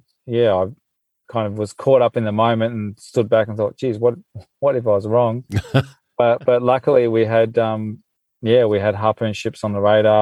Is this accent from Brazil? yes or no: no; Melbourne, Victoria, Australia; moved away as an adult; now in Western Australia, Australia; I'm in WA. I mean, I this is where I guess I call home now, but I grew up in Melbourne